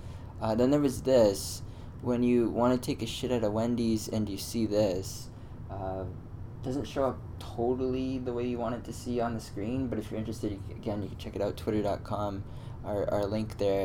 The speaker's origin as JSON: {"language": "English", "country": "Canada", "said": "as a Canadian"}